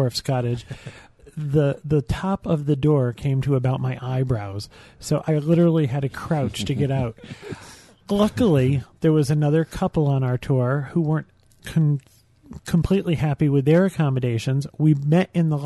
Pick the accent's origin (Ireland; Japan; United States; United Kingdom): United States; I'm from the United States